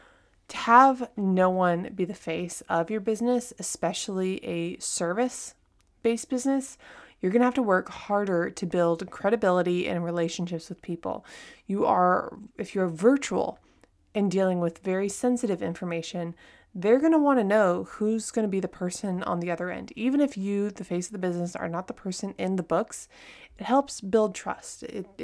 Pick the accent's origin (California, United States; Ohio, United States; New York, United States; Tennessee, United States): California, United States; also born or lived in France / Texas; now in Japan; I'm from Southern California. I've lived in France, Texas. I now live in Japan.